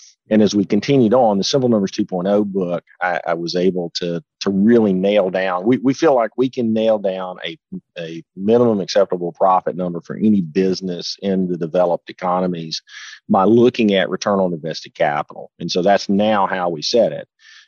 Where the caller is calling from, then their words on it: Huntsville, Alabama, United States; I'm actually in the office, believe it or not, today in Huntsville, Alabama.